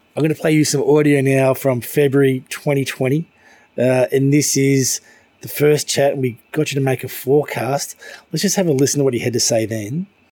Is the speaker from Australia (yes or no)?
yes; Melbourne, Victoria, Australia; now in Hong Kong; my hometown in Melbourne